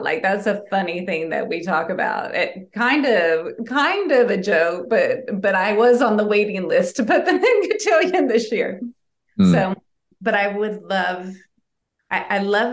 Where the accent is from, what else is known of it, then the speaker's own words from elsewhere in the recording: Southern United States, United States; early childhood when I grew up in Southern United States